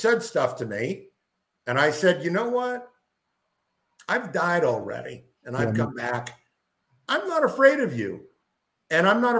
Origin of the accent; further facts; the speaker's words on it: Lowell, Massachusetts, United States; moved away as an adult; now in Florida, United States; I grew up the city that I grew up in. I grew up in Lowell, Massachusetts, and they had a huge Southeast Asian population.